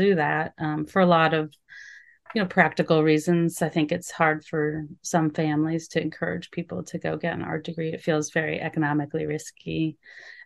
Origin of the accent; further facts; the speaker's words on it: Anchorage, Alaska, United States; moved away as an adult; also born or lived in Utah / Minnesota; I grew up in Alaska